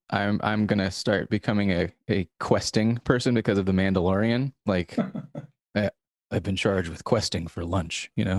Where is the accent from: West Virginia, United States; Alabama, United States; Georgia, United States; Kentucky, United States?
Georgia, United States; Atlanta; I was born in Atlanta. I live right north of it now.